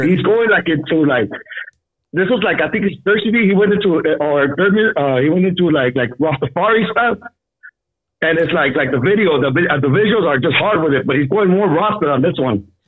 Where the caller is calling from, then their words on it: El Monte, California, United States; I'm actually calling from Arizona.